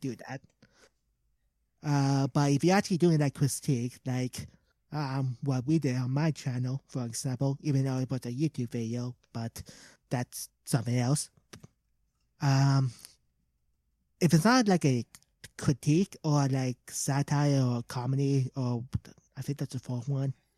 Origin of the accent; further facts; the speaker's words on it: Canada; We're Canadian. We're Canadian